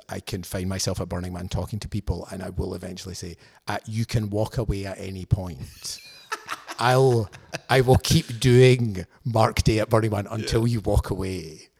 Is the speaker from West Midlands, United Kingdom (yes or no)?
no; Scotland, United Kingdom; But also, I think perhaps being Scottish, certain aspects of sincerity are better done by people who are, I don't know, native Californian, native San Diego, native wherever.